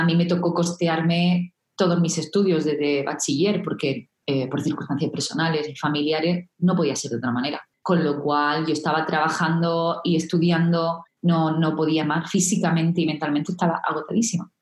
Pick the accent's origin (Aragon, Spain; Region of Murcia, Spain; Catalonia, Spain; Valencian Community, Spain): Region of Murcia, Spain; siendo yo de este pueblo, estaba muy cerquita de mi pueblo natal, nada, 20 minutos en coche